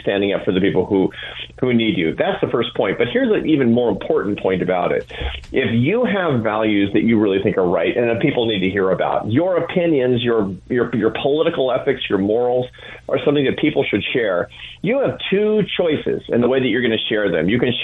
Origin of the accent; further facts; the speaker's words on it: Seattle, Washington, United States; I grew up in Seattle, Washington